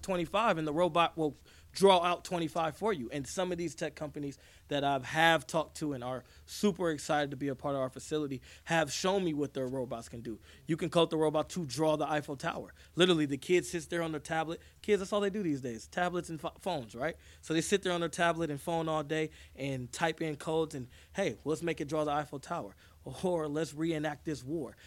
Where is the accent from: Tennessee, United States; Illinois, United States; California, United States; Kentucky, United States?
California, United States; Vallejo; Vallejo, where I'm from, it's our community